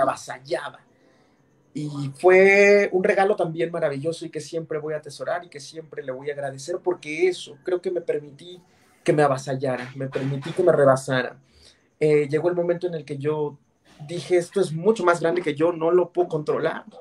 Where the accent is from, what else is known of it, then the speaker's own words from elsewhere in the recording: San Juan del Río, Querétaro, Mexico; el lugar de donde yo soy, que soy de San Juan del Río Querétaro